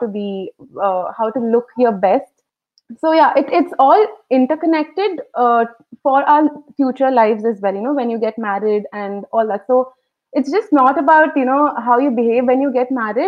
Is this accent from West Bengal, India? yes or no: no; Coimbatore, Tamil Nadu, India; I'm from Coimbatore, and I studied at the Good Shepherd Finishing School, which is in Ooty